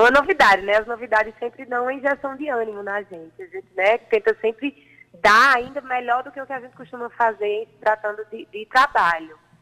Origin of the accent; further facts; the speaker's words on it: Patos, Paraíba, Brazil; eu sou natural de Patos